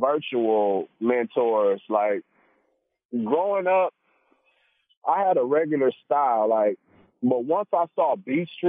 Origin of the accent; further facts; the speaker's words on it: Compton, California, United States; also born or lived in Torrance, California; I was born in Torrance, but I spent most of my life in Compton. I was raised in Compton